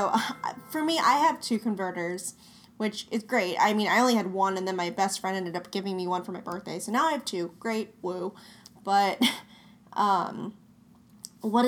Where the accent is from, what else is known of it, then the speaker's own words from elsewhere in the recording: Denver, Colorado, United States; moved away as an adult; now in Florida, United States; I am originally from Denver, Colorado, and when I moved to Florida